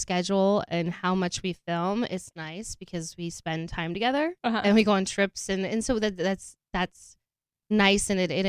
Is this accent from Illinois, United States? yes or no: no; Park City, Utah, United States; Park City, Utah.